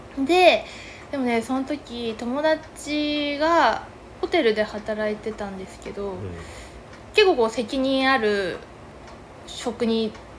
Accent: Kaneyama, Yamagata, Japan; 出身はまず山形、うん山形県の、まあ、金山町っていうはい本当に秋田の県境ぐらいにある小さい町で

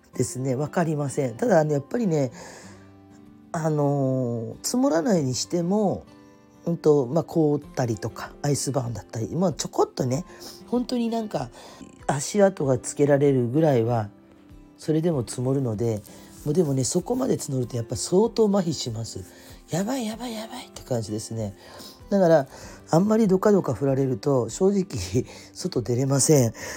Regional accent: Kyushu, Fukuoka, Japan; also born or lived in Tokyo; 私九州の生まれの育ちなので

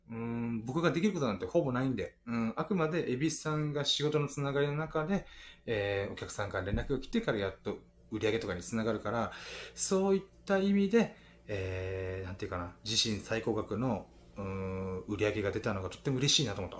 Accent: Ginowan, Okinawa, Japan; 僕の地元の祭りで、あの、羽衣祭りっていうのがあるんですけど

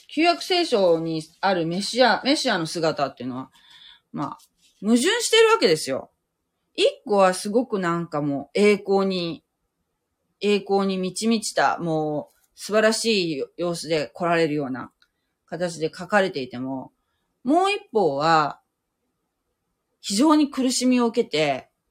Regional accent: Japan

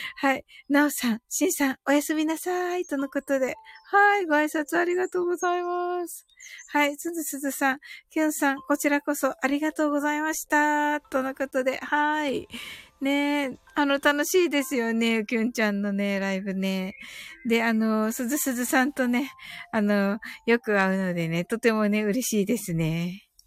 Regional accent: Kumamoto, Japan; 生まれは熊本です

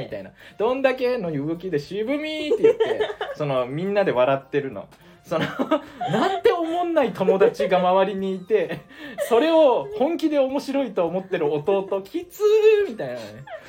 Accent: Saga, Japan; now in Tokyo, Japan; 地元、あの、僕、佐賀なんですけど

